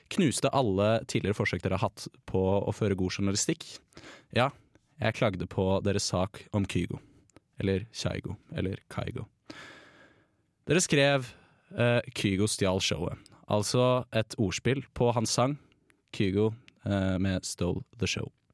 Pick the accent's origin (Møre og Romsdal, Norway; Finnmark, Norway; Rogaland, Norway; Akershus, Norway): Akershus, Norway; Bærum; jeg, er fra Bærum